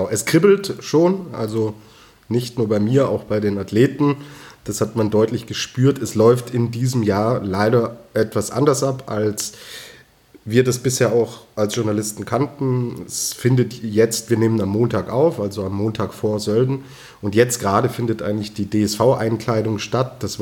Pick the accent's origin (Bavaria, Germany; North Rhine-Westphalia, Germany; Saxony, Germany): Bavaria, Germany; Rosenheim; ich komme aus Rosenheim, wir sind Risikogebiet, wir haben eine extrem hohe Inzidenz, was Corona angeht.